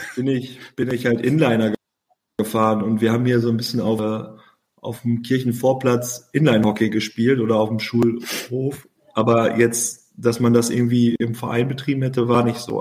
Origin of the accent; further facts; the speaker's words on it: Oberhausen, North Rhine-Westphalia, Germany; in meiner Heimat oder Geburtsstadt Oberhausen